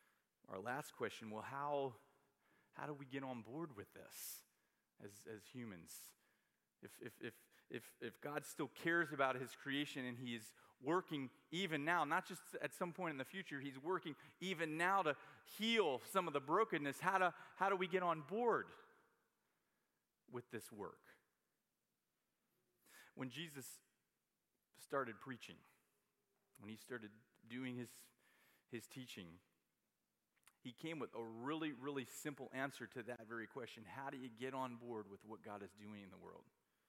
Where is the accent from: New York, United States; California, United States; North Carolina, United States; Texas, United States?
New York, United States; I know where I'm going. I'm a New Yorker.